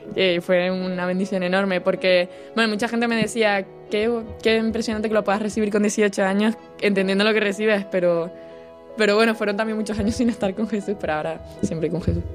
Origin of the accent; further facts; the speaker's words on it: Tenerife, Canary Islands, Spain; moved away as an adult; now in Santiago de Compostela, Spain; soy de Tenerife y estoy estudiando aquí en Santiago de Compostela